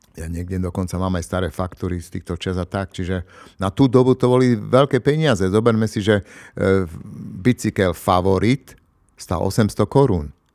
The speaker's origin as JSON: {"language": "Slovak", "town": "Košice", "region": "Košice Region", "country": "Slovakia", "said": "u nás v Košiciach"}